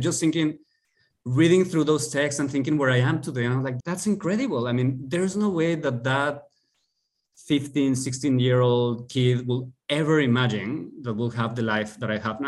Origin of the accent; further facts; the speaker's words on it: Mexico City, Mexico; moved away; I am from Mexico City